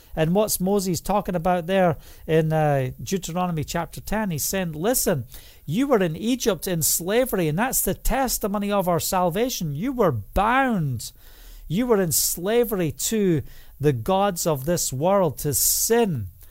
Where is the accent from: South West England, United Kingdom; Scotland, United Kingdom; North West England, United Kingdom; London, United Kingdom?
Scotland, United Kingdom; preach in the, the rain and the noon in Scotland, and I walk the two miles home